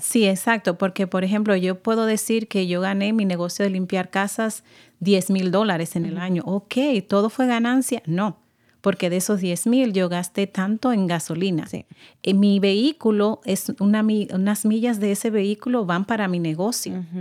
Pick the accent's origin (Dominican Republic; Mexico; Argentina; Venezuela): Dominican Republic; moved away; Yo vengo de República Dominicana y mi español es completamente diferente, al de acá